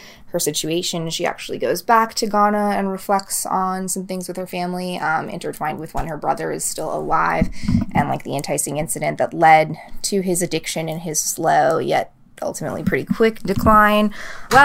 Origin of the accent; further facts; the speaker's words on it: Massachusetts, United States; I'm from Massachusetts